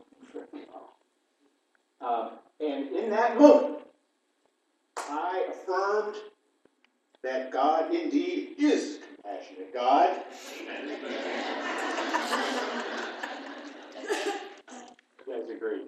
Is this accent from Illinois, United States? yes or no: yes; East Central Illinois, United States; moved away; where I grew up in East Central Illinois, that the first Lutheran church I ever went to and joined was in Flatville, Illinois